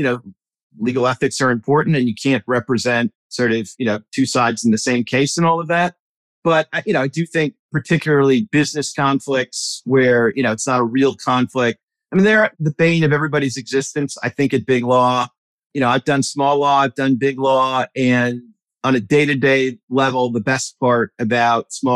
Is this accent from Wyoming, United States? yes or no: no; Milwaukee, Wisconsin, United States; now in Alexandria, United States; I grew up in Milwaukee suburbs